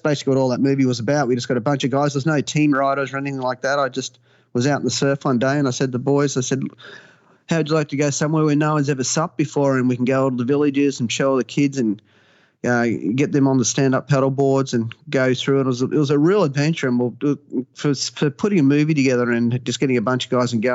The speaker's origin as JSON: {"language": "English", "town": "Gold Coast", "region": "Queensland", "country": "Australia", "tie": "born or raised there", "said": "I was born and bred on the Gold Coast here in Queensland"}